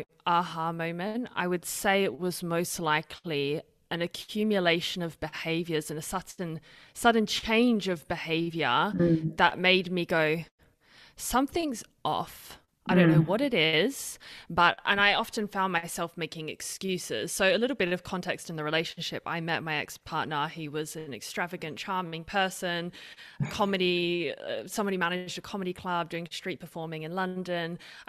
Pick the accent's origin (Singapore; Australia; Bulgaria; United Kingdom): Australia; now in Switzerland; I'm Australian British. I don't know if anyone can pick my accent because it's the weirdest mix. No one knows what my accent is. And I live in Switzerland